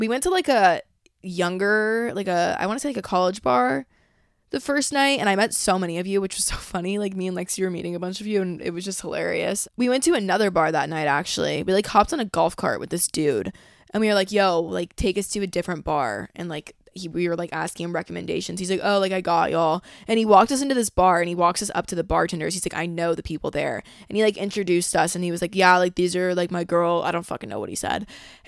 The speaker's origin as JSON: {"language": "English", "region": "Georgia", "country": "United States", "said": "And I was like, yeah, I'm from Georgia. And, like, I talk like this. But I try and, like, minimize it when I come down here because no one talks like that."}